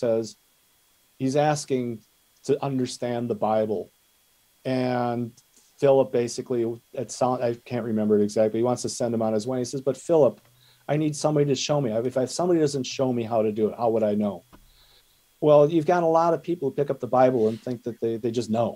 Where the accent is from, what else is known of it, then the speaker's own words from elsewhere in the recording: Wisconsin, United States; accent: Wisconsin; my Wisconsin accent